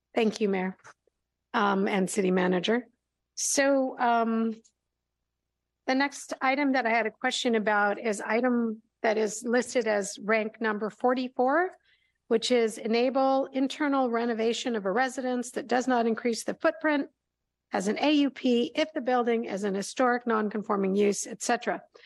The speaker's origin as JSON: {"language": "English", "town": "Berkeley", "region": "California", "country": "United States", "tie": "born or raised there", "said": "when I was growing up in Berkeley"}